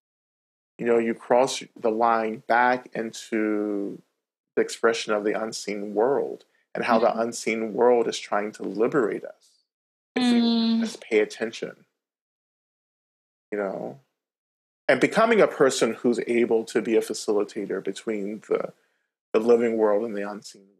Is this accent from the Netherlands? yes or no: no; North Georgia, United States; I grew up in Georgia, North Georgia, on Cherokee land